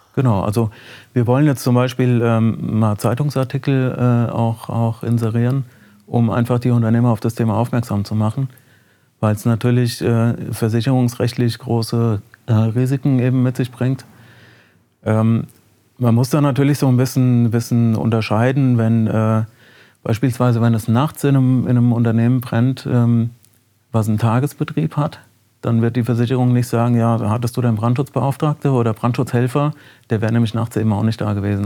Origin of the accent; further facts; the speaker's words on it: Lich, Hesse, Germany; in Licht bin ich geboren und äh, habe da in einem Ortsteil bin ich aufgewachsen und äh, in Licht zur Schule gegangen